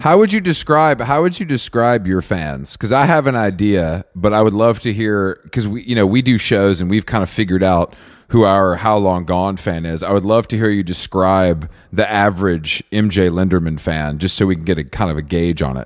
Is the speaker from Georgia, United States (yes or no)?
yes; outside of Atlanta, Georgia, United States; where I grew up outside of Atlanta